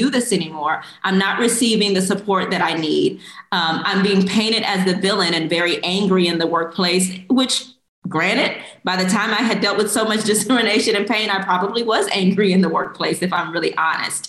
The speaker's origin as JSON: {"language": "English", "town": "Houston", "region": "Texas", "country": "United States", "tie": "born or raised there", "also_born_or_lived": "Korea", "said": "I grew up in Houston, Texas"}